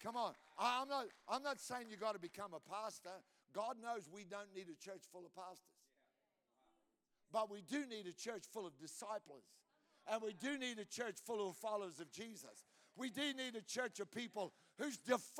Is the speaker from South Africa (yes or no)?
no; Australia; I'm an Australian